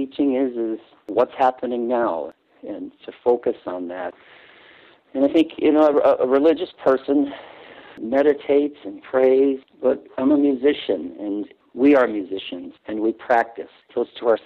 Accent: Cicero, Illinois, United States; also born or lived in western suburbs of Chicago; I grew up in Cicero, Illinois, in a dense Catholic working class city just west of Chicago

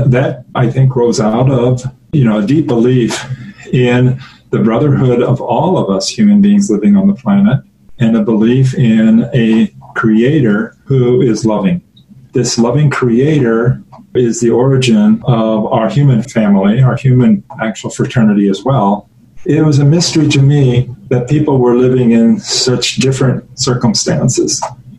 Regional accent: Quincy, Illinois, United States; moved away; also born or lived in Zaire; Well, I was born in Quincy, Illinois, which is a town not that different in size from La Crosse on the Mississippi River.

